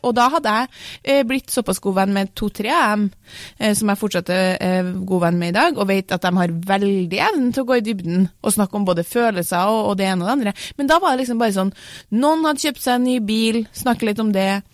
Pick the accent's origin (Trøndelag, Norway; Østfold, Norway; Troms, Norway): Trøndelag, Norway; Jeg er jo trønder